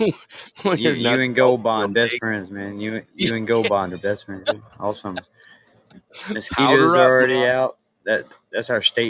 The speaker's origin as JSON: {"language": "English", "country": "United States", "said": "As an American"}